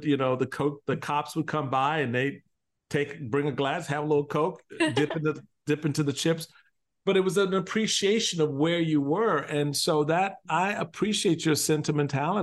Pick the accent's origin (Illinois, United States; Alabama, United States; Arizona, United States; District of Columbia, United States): District of Columbia, United States; Washington; I remember growing up in Washington, D.C.